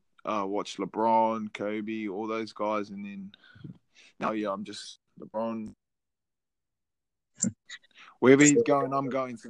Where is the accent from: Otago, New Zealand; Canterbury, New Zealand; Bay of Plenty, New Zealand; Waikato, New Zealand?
Waikato, New Zealand; Hamilton; also born or lived in Auckland; born in Auckland, raised in Hamilton, but my area is Ngāpuhi and Ngāti Kananu